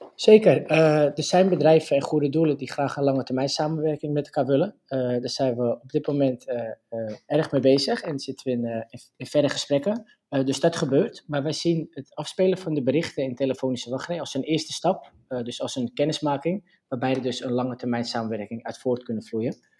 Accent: Purmerend, North Holland, Netherlands; ik kom uit Purmerend

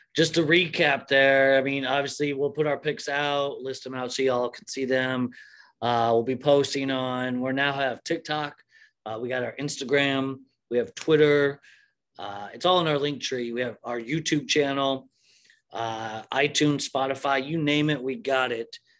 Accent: Iowa, United States; I'm from Iowa

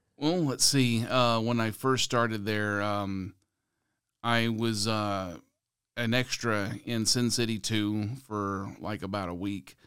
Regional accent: San Antonio, Texas, United States; my hometown is here in San Antonio

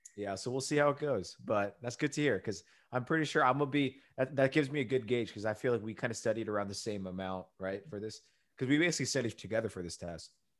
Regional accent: United States; we're American

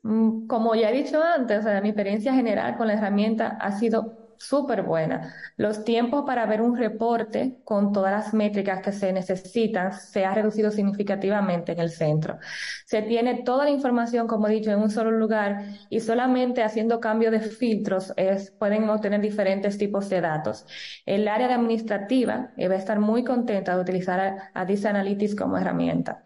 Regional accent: Dominican Republic

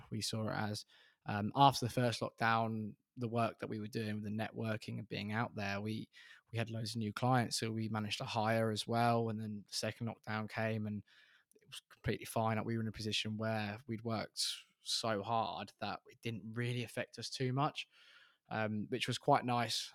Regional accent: Reading, South East England, United Kingdom; we're both from Reading

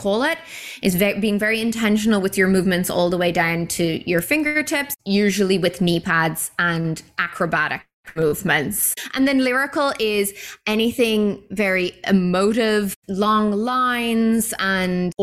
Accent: Ireland; moved away as an adult; now in Vancouver, Canada; Back home in Ireland

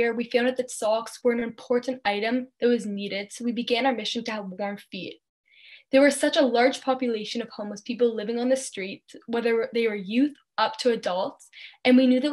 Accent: Thornhill, Ontario, Canada; growing up in Thornhill, Ontario

